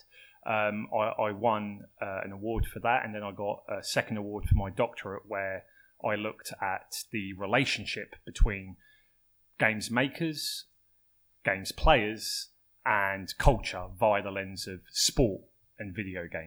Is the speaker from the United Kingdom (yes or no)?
yes; United Kingdom; moved away as an adult; now in Melbourne, Australia; I'm British. I'm not a native to Melbourne.